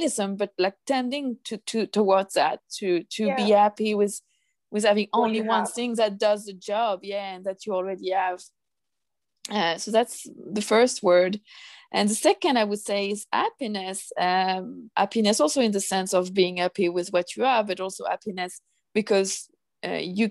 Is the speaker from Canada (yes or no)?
no; France; moved away as an adult; now in Stockholm, Sweden; I'm originally from France